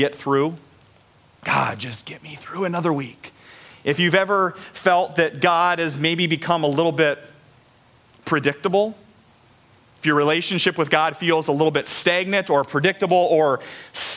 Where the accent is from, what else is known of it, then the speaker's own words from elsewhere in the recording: Story City, Iowa, United States; I grew up in Story City, which is like an hour north of here